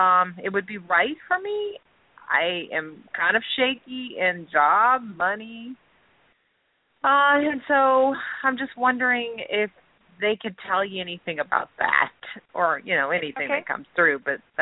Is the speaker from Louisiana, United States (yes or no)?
yes; Louisiana, United States; I'm in Louisiana, too. I'm from Louisiana.